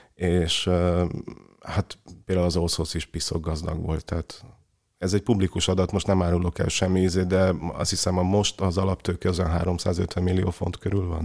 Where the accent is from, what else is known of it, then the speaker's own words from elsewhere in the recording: Cluj-Napoca, Cluj County, Romania; moved away; én ugye Kolozsváron nőttem fel